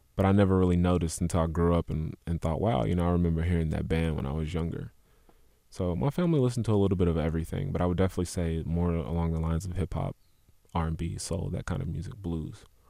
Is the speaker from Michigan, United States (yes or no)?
no; Louisville, Kentucky, United States; West Louisville, Parkland area, Olive Street